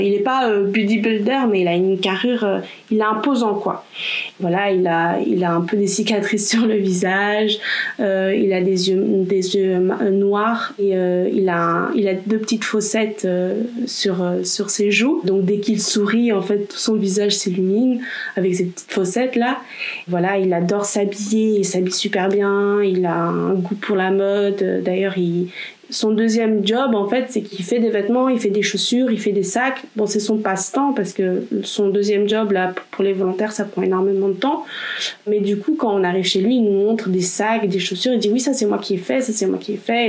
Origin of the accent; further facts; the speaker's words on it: Belgium; also born or lived in Poland; je suis belgo-polonaise